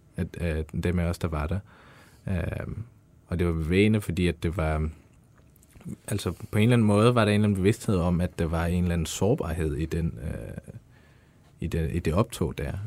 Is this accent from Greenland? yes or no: no; Afghanistan; now in Denmark; Jeg er fra Afghanistan.